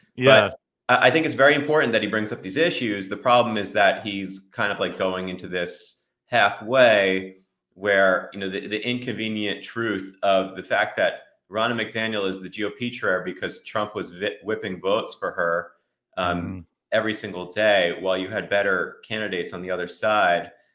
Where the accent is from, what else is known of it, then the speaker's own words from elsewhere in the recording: New Jersey, United States; I grew up in Jersey